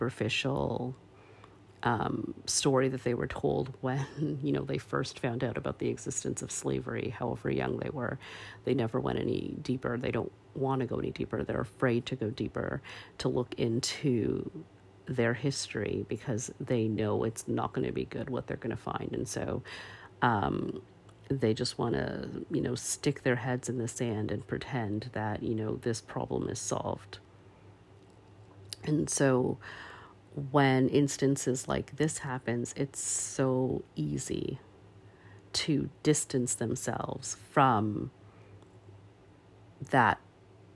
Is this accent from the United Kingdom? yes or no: no; Canada; as a Canadian